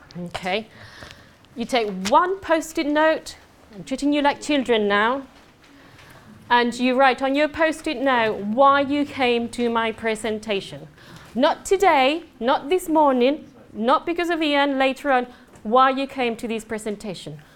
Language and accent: English; Andalusia, Spain; English is a second language; moved away; I'm um, Spanish. I do have an accent